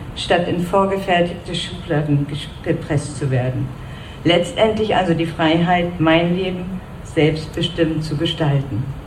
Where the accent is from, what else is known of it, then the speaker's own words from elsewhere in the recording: East Germany, Germany; now in Belgrade, Serbia; Als Ostdeutsche hat dieser Tag für mich zudem noch eine tiefe persönliche Bedeutung